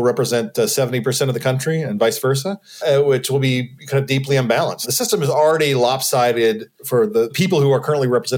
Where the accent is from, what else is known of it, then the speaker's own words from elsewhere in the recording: Nashville, Tennessee, United States; I'm from Nashville